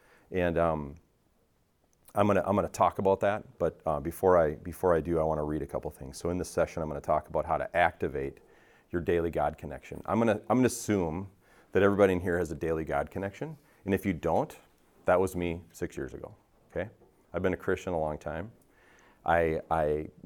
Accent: Richfield, United States; I grew up in Richfield. My mom still lives in the same house

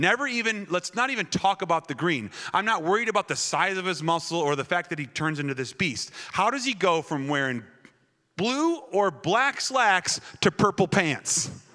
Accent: Wisconsin, United States; moved away; I was raised in Wisconsin, that foreign country that Pastor Mark talks about

